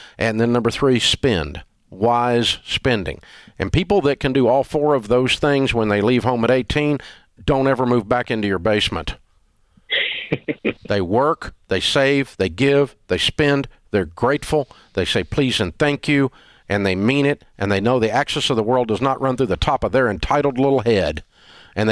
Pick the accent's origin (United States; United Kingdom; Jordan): United States; the South; We're from the South